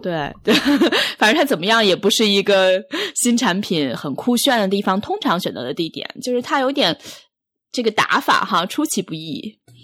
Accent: China; now in New York, United States; 作为一个中国人的心理

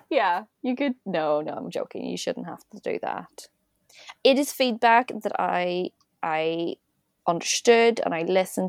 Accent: Northern Irish, Northern Ireland, United Kingdom; We're Northern Irish, and we talk really fast.

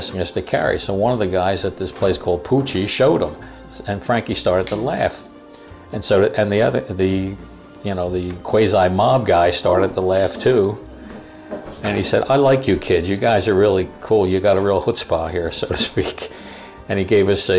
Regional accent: Philadelphia, Pennsylvania, United States; We were born and raised in South Philadelphia

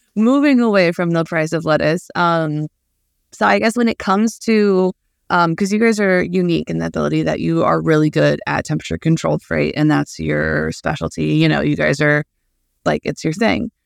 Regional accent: Midwest, United States; as a Midwesterner, I, uh, that has a somewhat background in agriculture

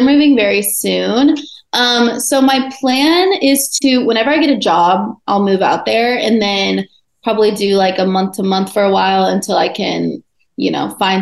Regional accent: Iowa, United States; now in Carlsbad, United States; I grew up in Iowa, so I know all about the Midwest.

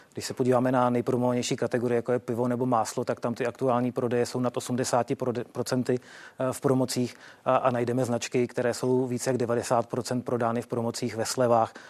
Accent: Czechia; jako Češi

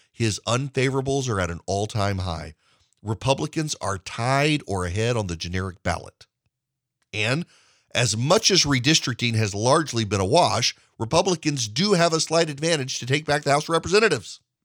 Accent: Georgia, United States; Georgia, my home state

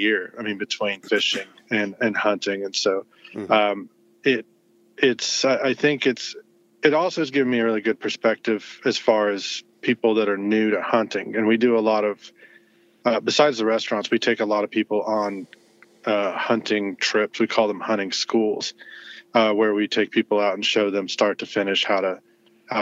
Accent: Denton, Texas, United States; moved away as an adult; also born or lived in Fort Worth, Texas; now in Austin, United States; I grew up in North Texas, in Denton.

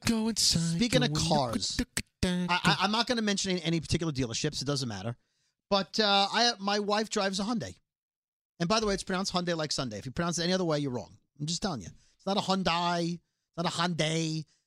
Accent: New York City, New York, United States; Brooklyn, which is like where we grew up.

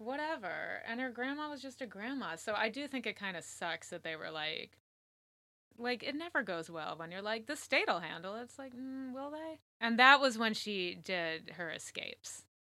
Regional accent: Connecticut, United States; I grew up in Connecticut

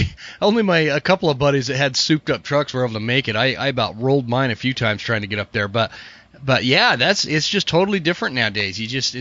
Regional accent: Draper, Utah, United States; when I grew up in Draper, it was like this little teeny town in the corner of the Salt Lake Valley

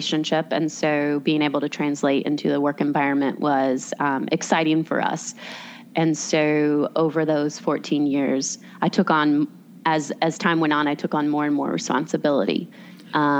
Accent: Raleigh, North Carolina, United States; I was born and raised in Raleigh

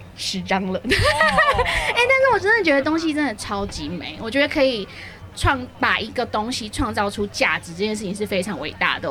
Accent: Tainan, Taiwan; moved away; 因为我是台南人，但是我在外面鬼混太久，然后我刚回来台南的第一年

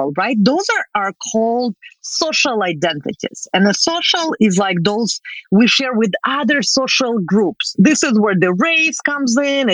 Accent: Russia; English is a second language; moved away as an adult; now in Canada; I am Russian Canadian

